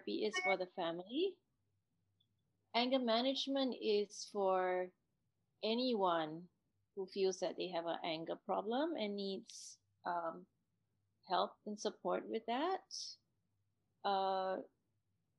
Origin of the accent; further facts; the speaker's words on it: Singapore; me growing up in Singapore